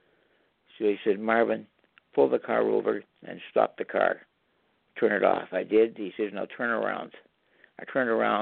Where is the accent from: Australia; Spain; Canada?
Canada; I'm a Canadian